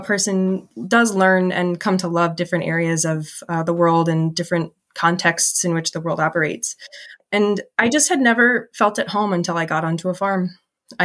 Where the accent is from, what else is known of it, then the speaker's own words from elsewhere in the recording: Minneapolis–Saint Paul, Minnesota, United States; moved away as an adult; also born or lived in Maine; I grew up in the Twin Cities and went to school in Maine